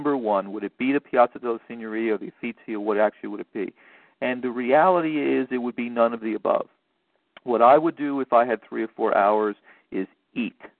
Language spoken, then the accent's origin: English; New York City, New York, United States; I'm from New York City